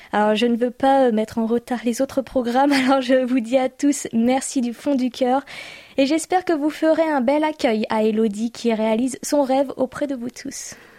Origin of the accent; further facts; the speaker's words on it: France; moved away as an adult; now in South Korea; nos nombreux auditeurs de France me font penser à ma propre famille, à mon pied-à-terre, à ma terre natale